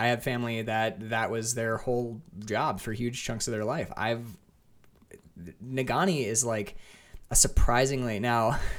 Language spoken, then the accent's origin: English; Lake Linden, Michigan, United States; moved away as an adult; also born or lived in Ann Arbor, Michigan; I was born in Ann Arbor, but then I moved immediately up to like the Houghton Hancock area. I grew up in Lake Linden.